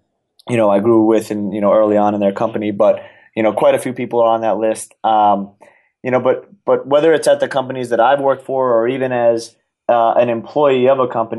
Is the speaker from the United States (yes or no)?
yes; New York, United States; I'm a New Yorker, born and raised, went to the college at Arizona State.